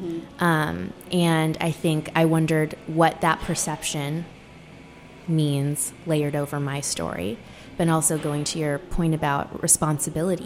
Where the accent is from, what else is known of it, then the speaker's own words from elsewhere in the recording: Sacramento, California, United States; moved away as an adult; also born or lived in Seattle; we grew up in the suburbs of Sacramento